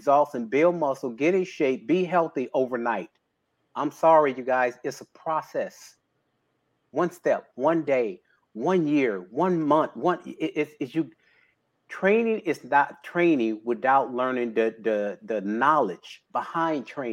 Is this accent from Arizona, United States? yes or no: no; Houston, Texas, United States; born and raised in Houston, Texas.